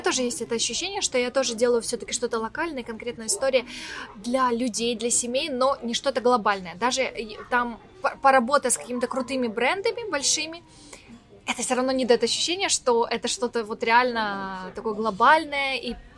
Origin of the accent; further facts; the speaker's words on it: Ukraine; accent: Ukrainian-influenced; Мне вообще много словечек таких, наверное, каких-то украинских. И мне кажется, у меня говор вообще такой чуть-чуть другой